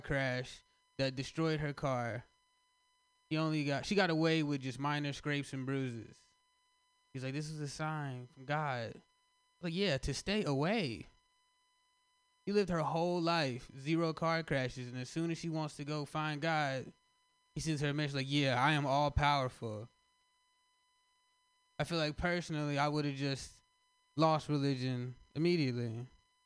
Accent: Kentucky, United States; I'm from Kentucky

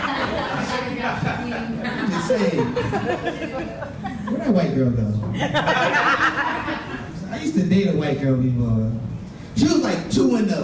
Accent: Springfield, Massachusetts, United States; I'm from Springfield, Massachusetts

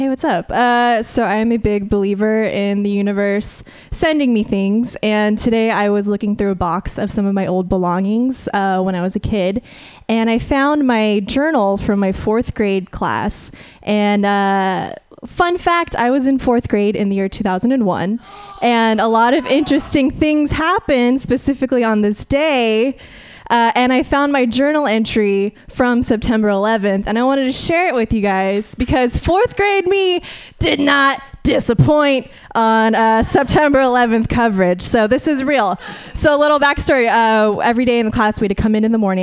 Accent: Fresno, California, United States; moved away; I'm from the Central Valley originally

